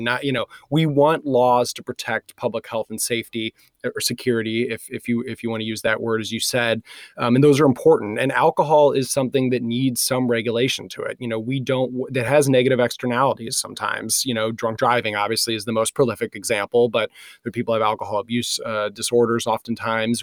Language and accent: English; Michigan, United States; moved away; I was raised in Michigan